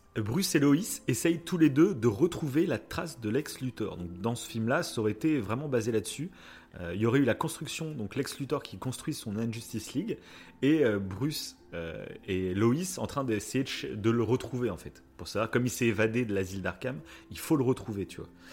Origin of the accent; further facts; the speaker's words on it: France; Chez nous en France